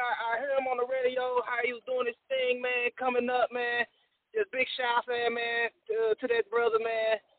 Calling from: Houston, Texas, United States; I'm calling in from Houston, Texas.

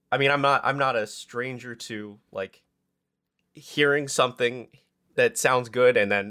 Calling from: Pacific Northwest, United States; coming from uh you know, the Pacific Northwest.

